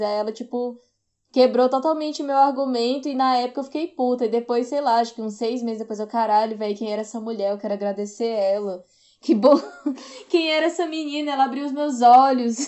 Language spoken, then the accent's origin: Portuguese; Ceará, Brazil; now in Brasília, Brazil; eu sou nordestina, né? Eu sou do Ceará, mas moro em Brasília há muito tempo.